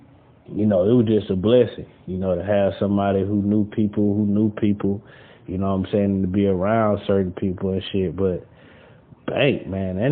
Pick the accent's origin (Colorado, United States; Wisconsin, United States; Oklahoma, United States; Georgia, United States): Georgia, United States; Atlanta; also born or lived in Ohio; I moved to Atlanta back in, like, 1997 or some shit like that. Like, Nah, not 1997, but 1991, and shit, and since then, because I moved from Ohio back in, I was there born in 85, 5 years later, my grandma sent us to Atlanta